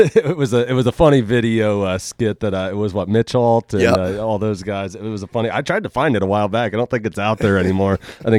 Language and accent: English; Crawford County, Ohio, United States; I grew up in the Catholic school and came to Colonel Crawford in seventh grade